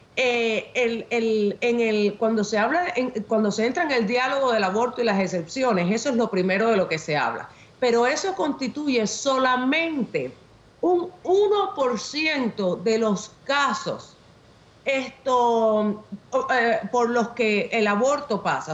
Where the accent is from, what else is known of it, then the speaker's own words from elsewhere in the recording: Havana, Cuba; nací en La Habana, Cuba